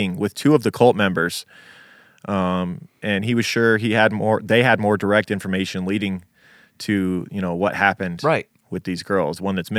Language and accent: English; Las Vegas, Nevada, United States; He was like, where are you from? And I was like, oh, I'm from here.